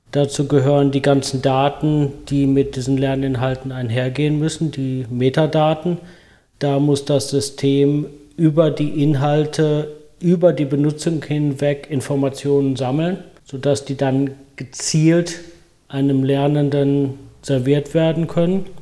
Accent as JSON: {"language": "German", "country": "Germany", "also_born_or_lived": "United States", "moved": "yes", "said": "Als Deutscher"}